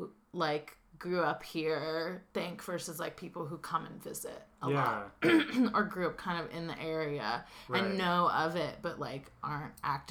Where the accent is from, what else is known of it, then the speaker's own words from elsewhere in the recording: Santa Cruz, California, United States; What's wild is I feel like there are so many people who come in during summertime, and to them, Santa Cruz is, like, this beach paradise.